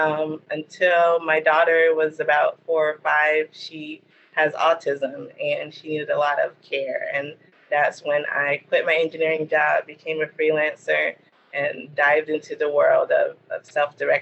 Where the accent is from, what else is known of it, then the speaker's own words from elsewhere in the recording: Gastonia, North Carolina, United States; I grew up here in Gastonia, North Carolina